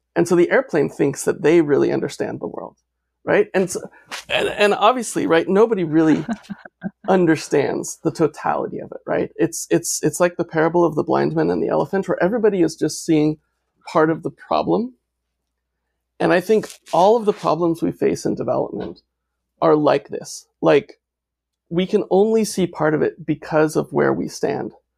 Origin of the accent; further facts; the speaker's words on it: United States; as an American, as a white male